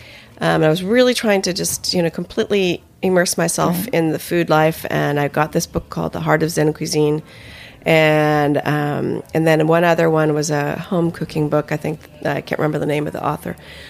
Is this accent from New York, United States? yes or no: no; Palo Alto, California, United States; moved away as an adult; also born or lived in Atherton, California; now in Japan; No, I'm from Palo Alto. Palo Alto. Atherton, actually, but yeah. I was born in Palo Alto.